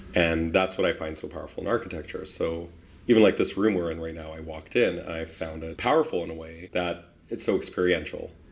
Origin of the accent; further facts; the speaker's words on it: Winnipeg, Manitoba, Canada; also born or lived in Poland; I was born in Poland in 1985 and then came to Winnipeg in 1987